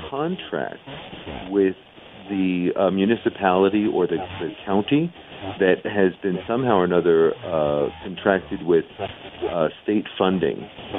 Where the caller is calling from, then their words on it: New Mexico, United States; I'm coming from New Mexico, northern New Mexico, house.